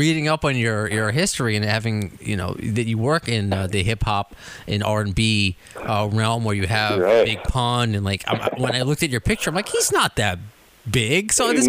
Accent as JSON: {"language": "English", "region": "New York", "country": "United States", "said": "I'm a New Yorker."}